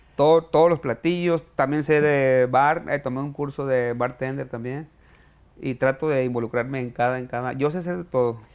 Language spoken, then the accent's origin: Spanish; Villa Juárez, Sinaloa, Mexico; moved away as an adult; also born or lived in Culiacán, Sinaloa / Riverside, California; now in United States; Yo viví toda mi juventud en, Villajuárez, Juárez, Campo Gobierno, y eh, me fui a estudiar mercadotecnia a Culiacán